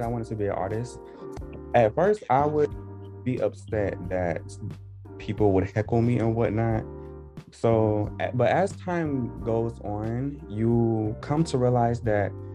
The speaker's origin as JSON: {"language": "English", "town": "Statesboro", "region": "Georgia", "country": "United States", "tie": "born or raised there", "said": "I am from a city called Statesboro in Georgia"}